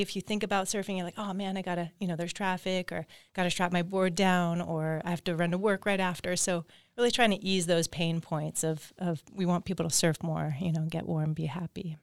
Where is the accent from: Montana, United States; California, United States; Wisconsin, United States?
California, United States; Agoura Hills; I grew up in Agora Hills, just down the road down here.